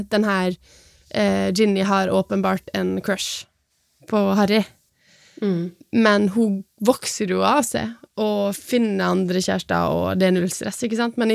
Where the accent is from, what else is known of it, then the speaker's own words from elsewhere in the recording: Sunnmøre, Møre og Romsdal, Norway; Jeg er sunnmøring, ikke trønder.